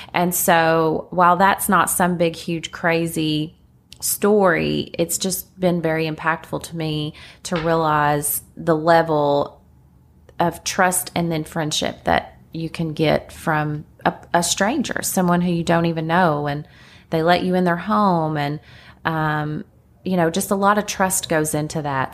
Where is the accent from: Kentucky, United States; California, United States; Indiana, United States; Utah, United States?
Kentucky, United States; Lexington; accent: countryness; also born or lived in Laurel County, Kentucky / Corbin, Kentucky; I call myself a native. A lot of people hear the countryness in my accent. Um, my parents were in Laurel County, which is like London and Corbin. Um, and that's where I was until four years old when they moved to Lexington